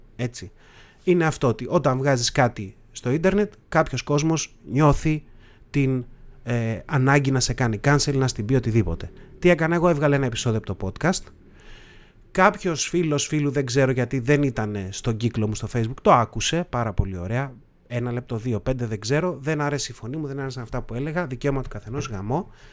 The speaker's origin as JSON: {"language": "Greek", "country": "Greece", "said": "σαν έθνος, σαν Έλληνες ας πούμε, έχουμε κάποια επώνυμα"}